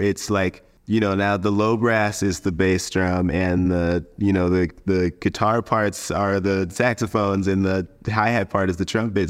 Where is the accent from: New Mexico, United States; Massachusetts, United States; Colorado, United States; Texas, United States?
Colorado, United States; moved away as an adult; now in Los Angeles, United States; I grew up in Colorado